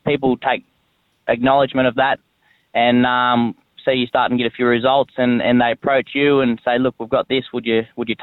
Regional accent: Cooma, New South Wales, Australia; moved away as an adult; now in Canberra, Australia; I lived there, born and bred there, went to school there, played footy there.

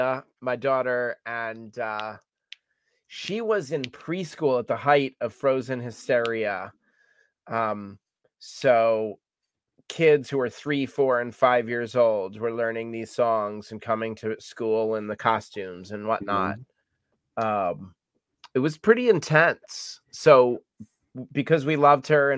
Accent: Nyack, New York, United States; I grew up in Nyack, New York

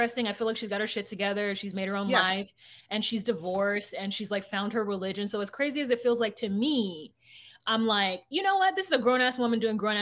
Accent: California, United States; now in Minnesota, United States; as a Californian

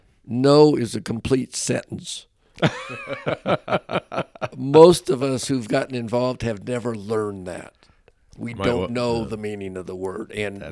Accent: California, United States; now in Montana, United States; I was from, unfortunately, I don't mention it very often in Montana, but I'm from the Sea State, California.

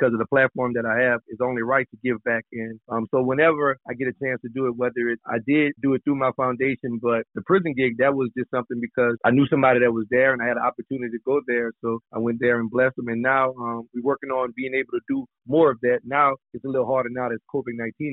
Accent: Louisiana, United States; I'm a Southern boy, so I'm from Louisiana

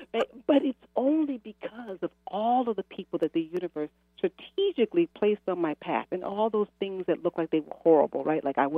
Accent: Chicago, Illinois, United States; also born or lived in Massachusetts, United States / Maryland, United States; No, I'm from Chicago. I've lived, gosh, in Massachusetts most of my life.

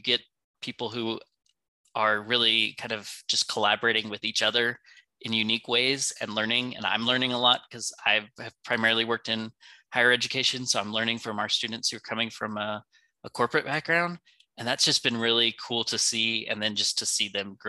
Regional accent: California, United States; moved away as an adult; also born or lived in Vietnam / Georgia; now in Greenville, United States; growing up in California

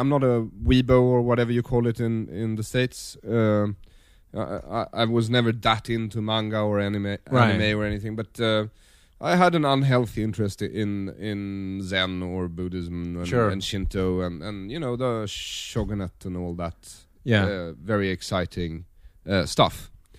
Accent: Sweden; I come from Sweden. It's a well-ordered, social democratic, yes, very clean country, conformist, consensus-seeking, passive-aggressive, socially demure people.

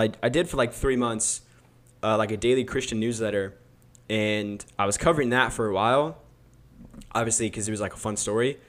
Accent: Roseville, California, United States; also born or lived in Missouri; in Roseville when I was, like, four, so I pretty much grew up in, like, Antelope

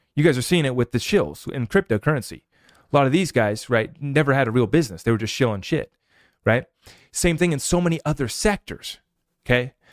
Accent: United States; As an American

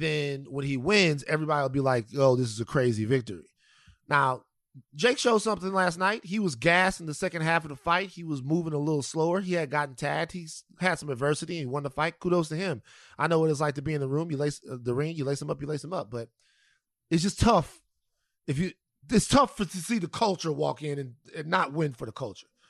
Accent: South Louisiana, United States; moved away; the people of South Louisiana right now, my home state

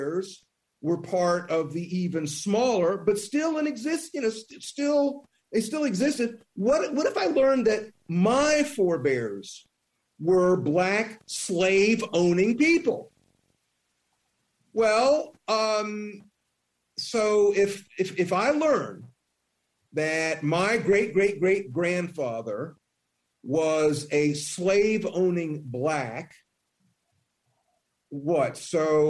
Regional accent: Columbia, South Carolina, United States; I'm from Columbia, South Carolina

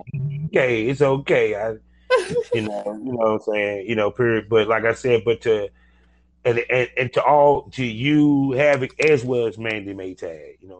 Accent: Durham, California, United States; Yeah, I'm actually from Cali. I'm from California. Yes, I am.

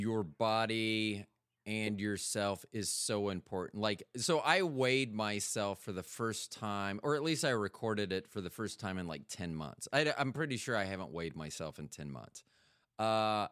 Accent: Tampa, Florida, United States; also born or lived in Kansas City; now in North Carolina, United States; I'm from Tampa

